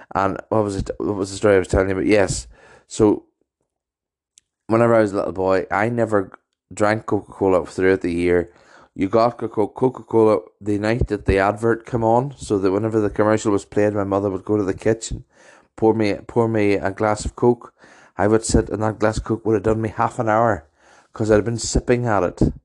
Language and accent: English; Maghera, Northern Ireland, United Kingdom; also born or lived in Ballymoney; my home town of Magerfeld